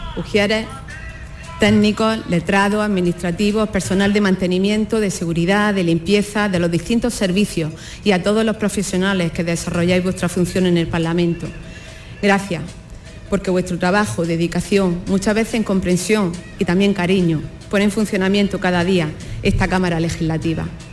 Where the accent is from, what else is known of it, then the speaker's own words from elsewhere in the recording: Andalusia, Spain; nos definió desde entonces como andaluces